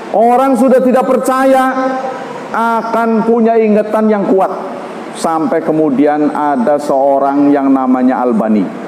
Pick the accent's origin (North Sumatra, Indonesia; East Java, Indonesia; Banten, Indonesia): Banten, Indonesia; kita orang Banten